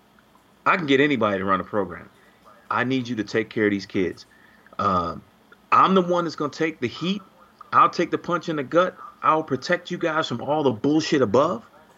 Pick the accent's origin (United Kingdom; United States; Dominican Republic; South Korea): United States; Chicago, Illinois; I came from the South Side of Chicago